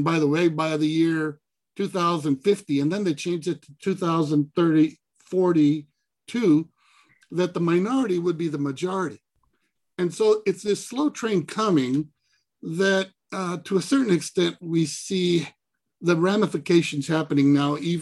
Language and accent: English; Laredo, Texas, United States; moved away; also born or lived in Austin, Texas; I was raised in Laredo, 97% Hispanic